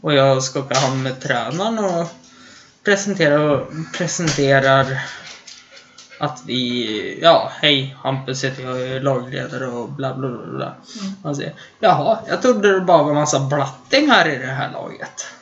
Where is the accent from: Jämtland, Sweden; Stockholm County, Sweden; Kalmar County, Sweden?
Jämtland, Sweden; Östersund; Hemma i Östersund